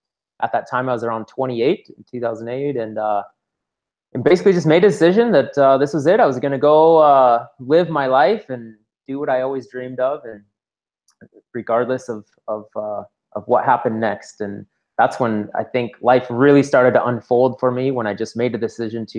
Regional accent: Washington, United States; moved away as an adult; now in Colombia; I'm initially born and raised in the United States, Washington State. Lived there till I was

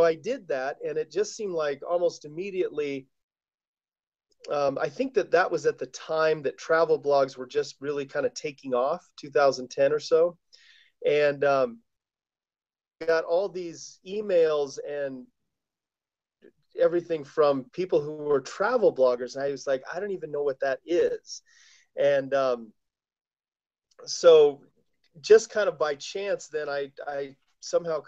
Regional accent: Colorado, United States; now in Taos, United States; I live in Taos, New Mexico. I grew up in Colorado

